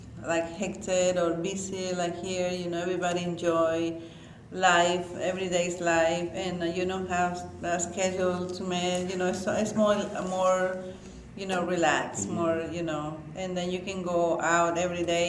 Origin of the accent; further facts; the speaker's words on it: Nicaragua; also born or lived in Canada; now in Little Rock, United States; I'm from Nicaragua. I've been here in Arkansas for 16 years.